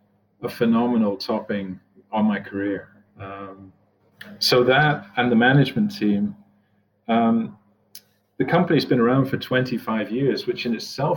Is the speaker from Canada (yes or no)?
no; Scotland, United Kingdom; moved away as an adult; also born or lived in New Jersey, United States; now in Cleveland, United States; I've lived in New Jersey longer than I've ever lived anywhere else. I'm originally from Scotland. I was used to moving every 3 years.